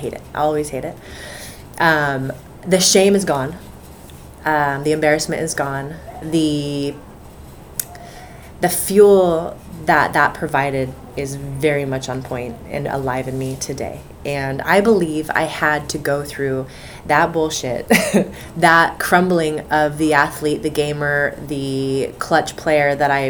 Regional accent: United States; I am an American

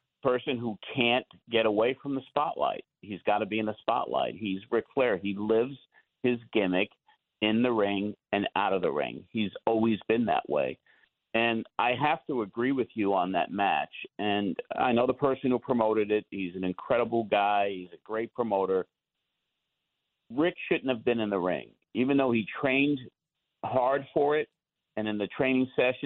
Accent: Long Island, New York, United States; We're both from Long Island

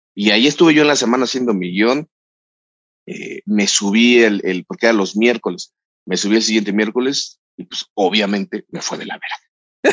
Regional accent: Mexico; soy mexicano

